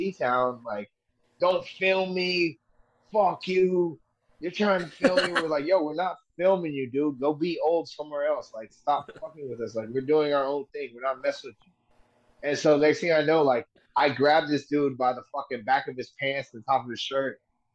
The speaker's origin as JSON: {"language": "English", "town": "Bakersfield", "region": "California", "country": "United States", "tie": "born or raised there", "said": "I grew up in Bakersfield"}